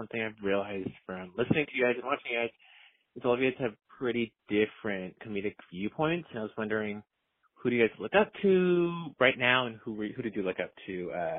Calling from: California, United States; I'm calling from California.

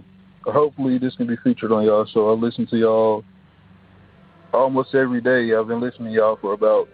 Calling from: Atlanta, Georgia, United States; I'm calling from Atlanta, Georgia.

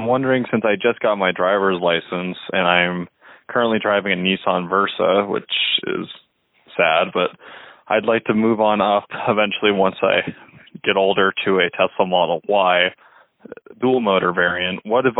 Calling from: Colorado, United States; I'm from Colorado.

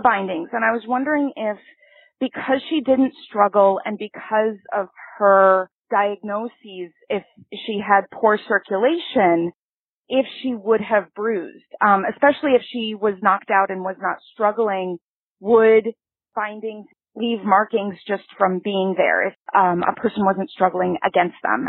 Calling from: Seattle, Washington, United States; I'm calling from Seattle.

